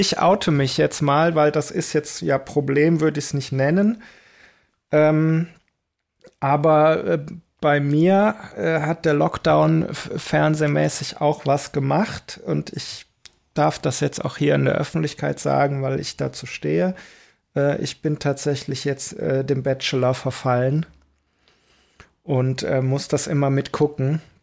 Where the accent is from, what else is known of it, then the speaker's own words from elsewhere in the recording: Belgium; moved away; also born or lived in Aachen; bei uns in Belgien